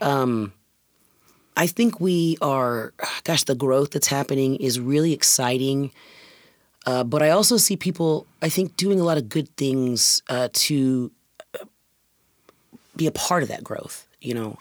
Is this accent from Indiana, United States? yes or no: yes; Indiana, United States; moved away as an adult; now in Washington, United States; I was born and raised in Indiana